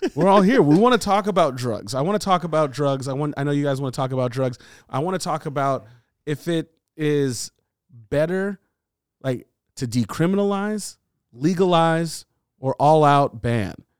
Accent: California, United States; we all live in California. We're all from California.

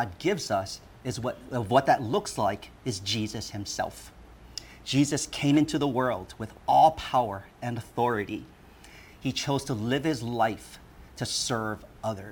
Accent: Honolulu, Hawaii, United States; also born or lived in Hong Kong; we immigrated from Hong Kong to Hawaii. So I am a made in Hong Kong baby.

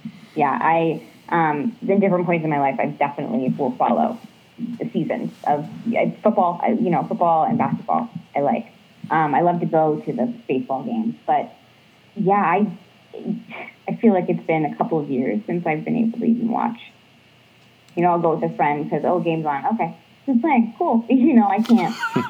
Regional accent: Ohio, United States; born or raised there; also born or lived in Arizona

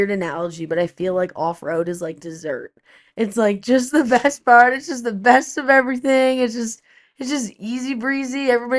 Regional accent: East Coast, United States; Yeah, I don't think I've ever seen an elk before, which sounds so stupid, but I'm from the East Coast.

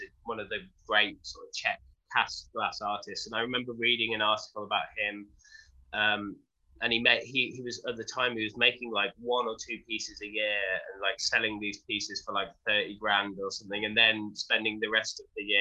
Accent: Wolverhampton, West Midlands, United Kingdom; I was born in Wolverhampton, which is in the Midlands in the UK, just by Birmingham

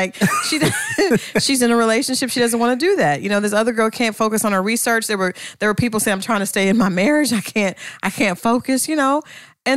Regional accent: Ohio, United States; I'm from Ohio too

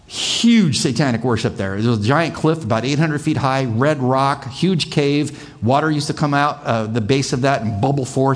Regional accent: United States; as an American, as a Christian, as a conservative

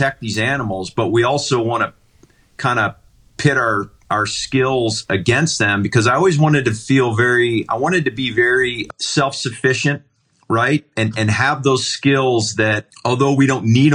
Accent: Ohio, United States; moved away; where I grew up in Ohio

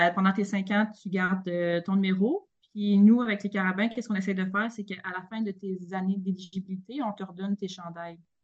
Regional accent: Victoriaville, Quebec, Canada; also born or lived in Montreal; moi, je suis une, une fille qui vient de Victoriaville, très fière de tout ça. Euh, j'ai grandi là

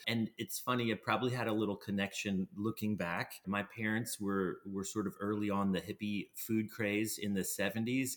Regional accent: Plowville, Pennsylvania, United States; moved away as an adult; also born or lived in Atlanta / New York; growing up in Plowville, I had gone to a few, you know, agricultural fairs

